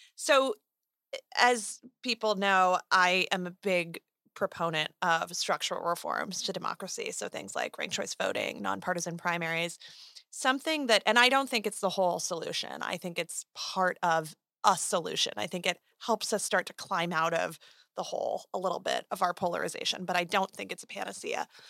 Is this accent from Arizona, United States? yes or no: yes; Arizona, United States; my home state of Arizona